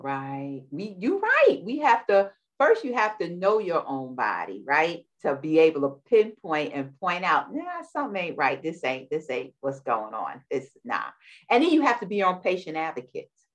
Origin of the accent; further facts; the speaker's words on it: New York City, New York, United States; we're both from New York from the boroughs